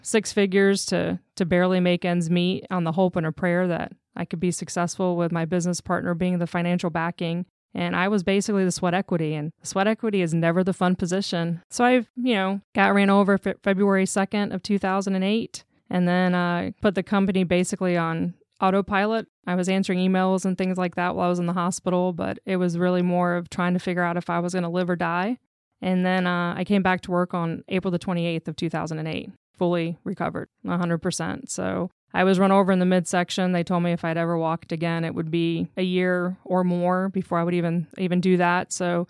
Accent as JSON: {"language": "English", "town": "Jacksonville", "region": "Florida", "country": "United States", "lives_now": "Orlando, United States", "said": "I'm originally from Jacksonville, Florida."}